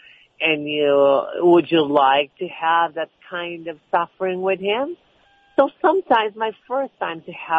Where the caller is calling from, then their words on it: Los Angeles, California, United States; Los Angeles, California.